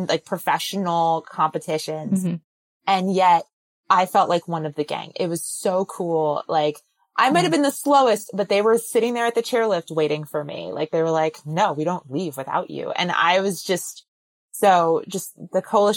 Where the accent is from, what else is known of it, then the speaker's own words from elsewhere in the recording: New Jersey, United States; I'm born and raised in New Jersey